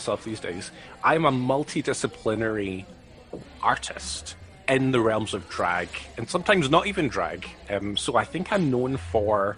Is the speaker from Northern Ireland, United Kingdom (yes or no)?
no; East Kilbride, Scotland, United Kingdom; I am from a little town called East Kilbride